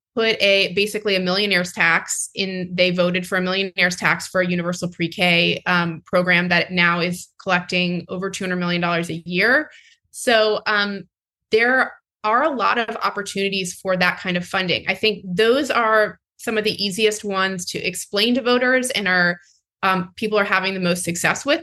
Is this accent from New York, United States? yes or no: no; North Carolina, United States; my home state of north carolina